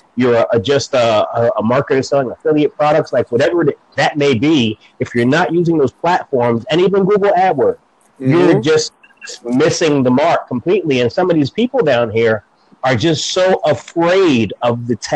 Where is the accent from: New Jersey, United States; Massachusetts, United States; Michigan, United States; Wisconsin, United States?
New Jersey, United States; Jersey City; now in North Carolina, United States; I'm in North Carolina now. I'm born and raised in Jersey City, New Jersey